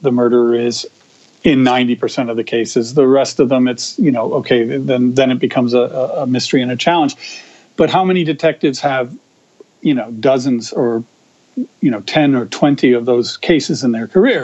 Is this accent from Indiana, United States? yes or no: no; Amsterdam, New York, United States; my hometown was Amsterdam, New York